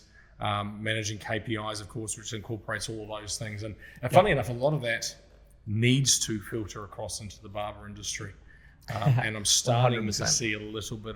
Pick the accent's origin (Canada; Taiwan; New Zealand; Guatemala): New Zealand; moved away as an adult; now in Sydney, Australia; I'm a Kiwi. I'm a Kiwi